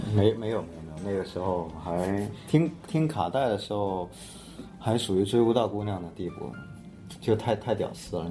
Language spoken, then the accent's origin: Chinese; a large city in southern China, China; 我在南方的一个比较大的城市